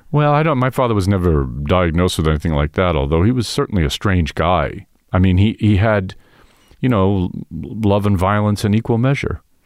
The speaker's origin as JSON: {"language": "English", "town": "New York City", "region": "New York", "country": "United States", "tie": "born or raised there", "said": "I was coming from Queens, where I, where I grew up"}